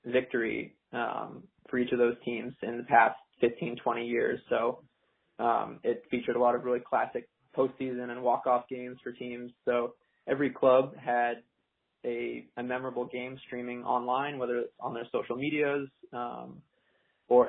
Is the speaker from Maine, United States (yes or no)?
yes; Kennebunk, Maine, United States; I'm from Kennebunk, Maine, born and raised in New England